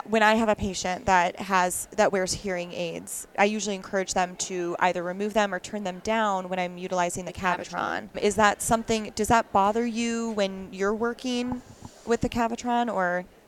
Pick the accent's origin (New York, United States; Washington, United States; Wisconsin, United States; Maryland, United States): Wisconsin, United States; I'm actually from Wisconsin originally